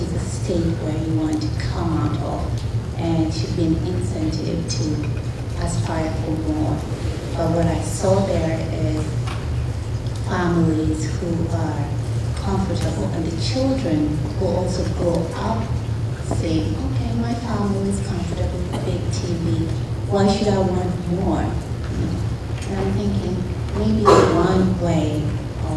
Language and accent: English; Kenya; now in United States; I did come from a different part of the world. I come from Kenya.